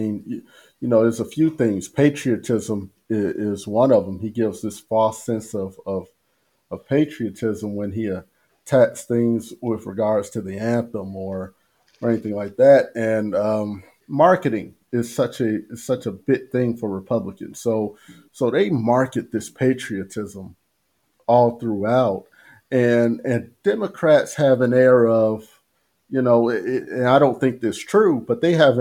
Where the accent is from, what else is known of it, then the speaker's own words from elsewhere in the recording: United States; I grew up in the United States. I was born here.